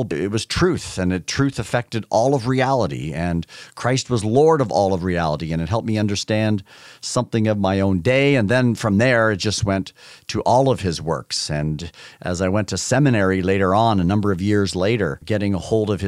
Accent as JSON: {"language": "English", "country": "Canada", "tie": "born or raised there", "said": "I grew up in Canada. It was already a very, very secular country."}